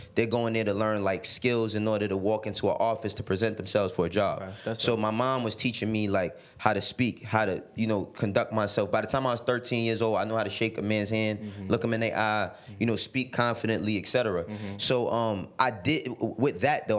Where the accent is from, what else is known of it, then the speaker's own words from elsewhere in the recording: New York City, New York, United States; also born or lived in Harlem, New York City; I, I, was born and raised in the Bronx, but I moved to Harlem when I was twelve